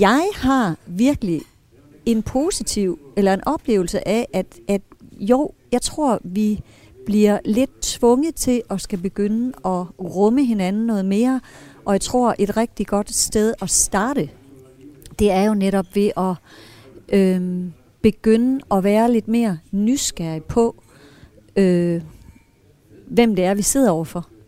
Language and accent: Danish; Brovst, North Denmark Region, Denmark; Jeg er født i Brost